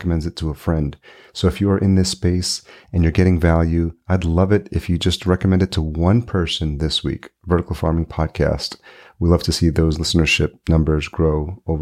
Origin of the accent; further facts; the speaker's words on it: Yonkers, New York, United States; now in Minneapolis, United States; home is Minneapolis now, but I grew up in Yonkers